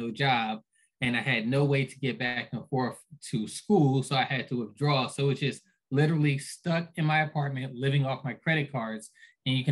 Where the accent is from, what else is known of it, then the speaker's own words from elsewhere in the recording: Philadelphia, Pennsylvania, United States; I was raised by a single mom. I'm from Philly.